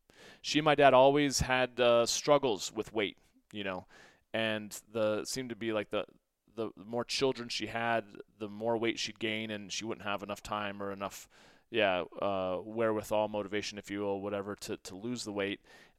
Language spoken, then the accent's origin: English; St. Louis, Missouri, United States; my story was that, you know, I grew up in the Midwest, primarily in St. Louis